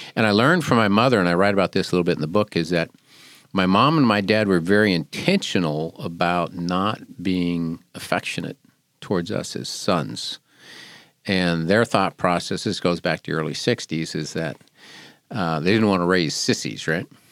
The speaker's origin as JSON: {"language": "English", "town": "Seattle", "region": "Washington", "country": "United States", "tie": "born or raised there", "moved": "yes", "lives_now": "Wilmington, United States", "said": "I grew up in the Seattle area"}